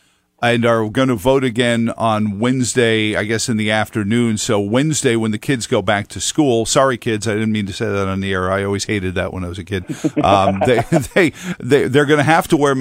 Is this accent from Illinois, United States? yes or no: no; New York City, New York, United States; now in Fluvanna County, United States; I grew up in Queens